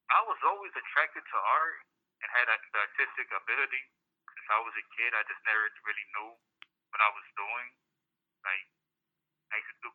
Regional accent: Elgin, Illinois, United States; also born or lived in Puerto Rico; I grew up in Elgin, back and forth from Elgin in Puerto Rico, right down the street from where the studio was at.

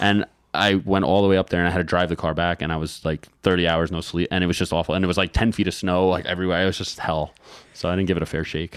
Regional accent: New York, United States; being from New York

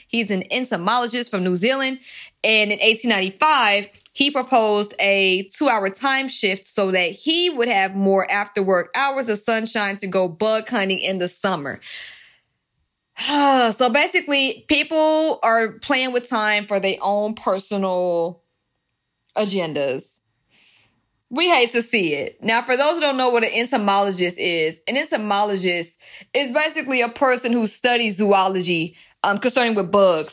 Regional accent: Georgia, United States; accent: African American Vernacular English; now in California, United States; I'm in California, so California does things differently than my home state of Georgia

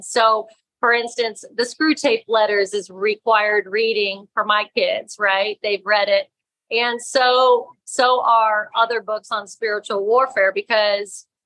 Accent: Florida, United States; also born or lived in New York; I grew up in Florida

